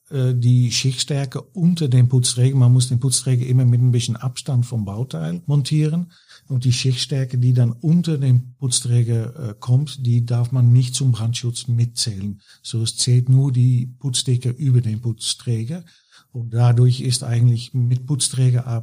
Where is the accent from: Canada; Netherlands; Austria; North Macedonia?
Netherlands; German is a second language; moved away as an adult; now in Germany; die hören aber bestimmt gleich, dass ich äh, kein gebürtiger Deutscher bin. Ich bin Holländer, war auch äh, bei Knauf in Holland tätig, acht Jahren.